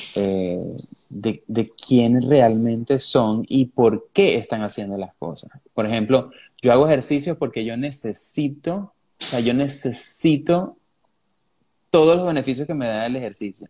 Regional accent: Venezuela; los venezolanos

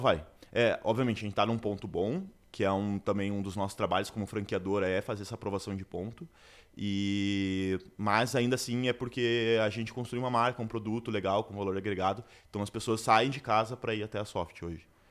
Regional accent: Curitiba, Paraná, Brazil; sou de Curitiba

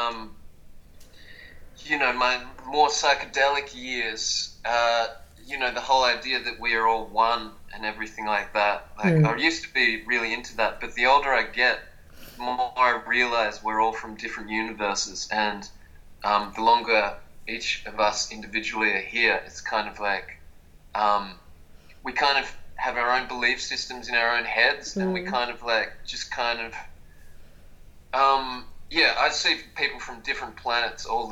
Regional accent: Melbourne, Victoria, Australia; Sometimes I tell people Melbourne, Vietnam

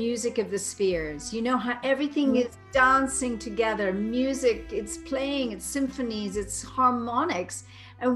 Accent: Cambridge, East of England, United Kingdom; growing up in Cambridge, I used to go in nature all the time

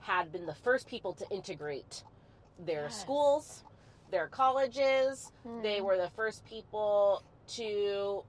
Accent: Southern California, United States; also born or lived in Central Valley, California; now in Fresno, United States; I grew up in Southern California

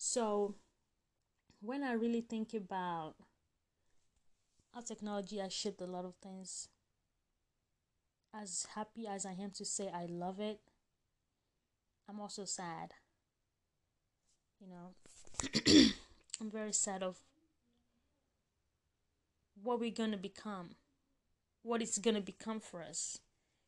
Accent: Nigeria; I grew up in Nigeria

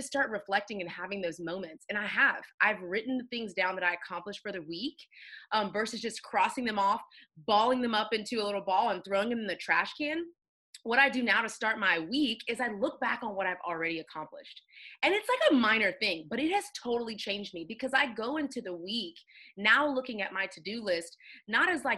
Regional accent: Houston, Texas, United States; moved away as an adult; now in Atlanta, United States; born and raised in Houston

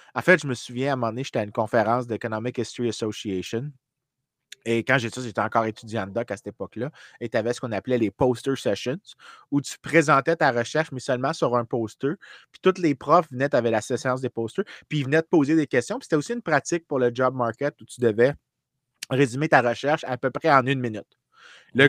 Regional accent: Saint-Lambert, Quebec, Canada; j'ai grandi dans la Grande République de Saint-Lambert

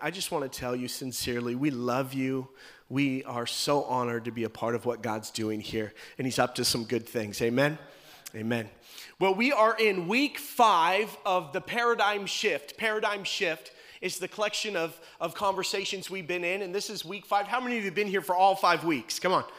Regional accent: Las Vegas, Nevada, United States; also born or lived in Tacoma, Washington; But I was born in Tacoma, and at about the ripe age of 5 years old, I moved to Las Vegas, Nevada.

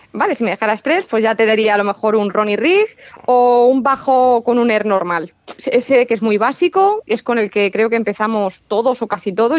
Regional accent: Toledo, Castilla-La Mancha, Spain; also born or lived in Madrid; Yo que soy de Toledo, o sea, mm, colindo con Toledo

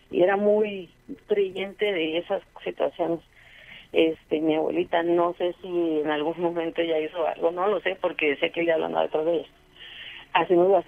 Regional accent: Mexico; now in Brenzone sul Garda, Italy; soy mexicana, pero adopté el apellido de mi esposo.

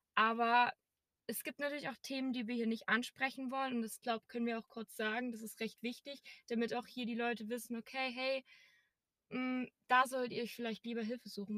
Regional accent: Erzgebirge, Saxony, Germany; now in Berlin, Germany; Also ich komme aus einem kleinen Dorf aus dem schönen Erzgebirge. Vielleicht hört man es noch ein bisschen noch im Dialekt

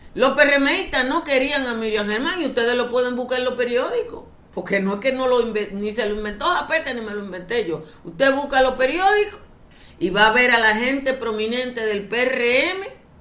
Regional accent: Dominican Republic

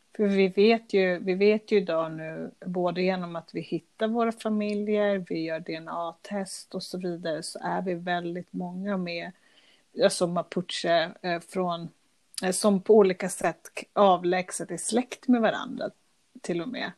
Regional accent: Stockholm, Stockholm County, Sweden; moved away; also born or lived in Chile; när jag växte upp i Stockholm

